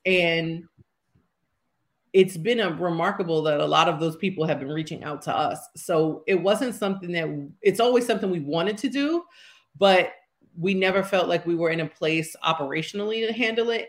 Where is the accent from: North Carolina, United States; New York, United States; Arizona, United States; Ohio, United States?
New York, United States; New York City; I'm from Harlem, born and raised